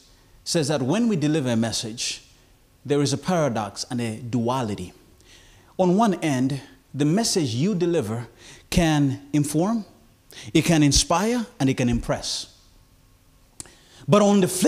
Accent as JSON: {"language": "English", "country": "Malawi", "also_born_or_lived": "Philippines", "moved": "as an adult", "said": "I landed at Lilongwe International Airport in my homeland"}